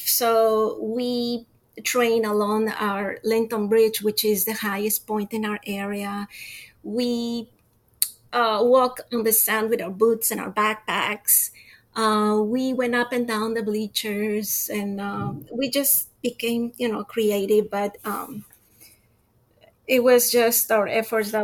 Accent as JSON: {"language": "English", "town": "Quito", "region": "Pichincha", "country": "Ecuador", "moved": "yes", "lives_now": "Florida, United States", "said": "I'm from Quito, Ecuador. I moved to sunny Florida 31 years ago."}